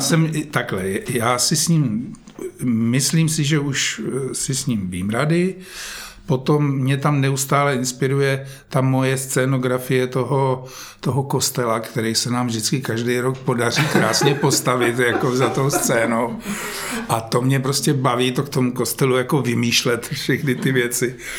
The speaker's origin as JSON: {"language": "Czech", "town": "Žďár nad Sázavou", "region": "Vysočina Region", "country": "Czechia", "tie": "born or raised there", "moved": "yes", "said": "tam, kde já jsem prožil svoje dětství ve Žďáře"}